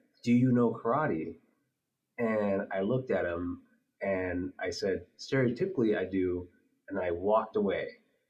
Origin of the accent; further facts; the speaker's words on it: Midwest, United States; growing up in the Midwest